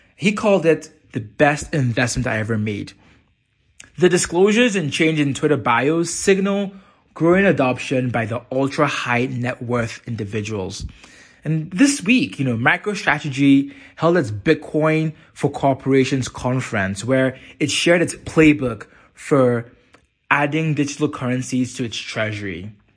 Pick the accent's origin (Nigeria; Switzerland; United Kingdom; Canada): Nigeria; Nigeria, my home country